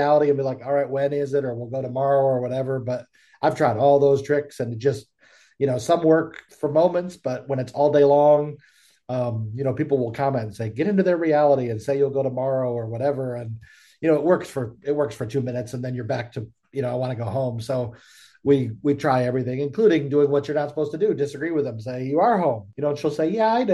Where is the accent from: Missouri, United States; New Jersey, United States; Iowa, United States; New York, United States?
New York, United States; Buffalo; now in Charlotte, United States; we're originally from the Buffalo area, but then I moved to Charlotte, North Carolina area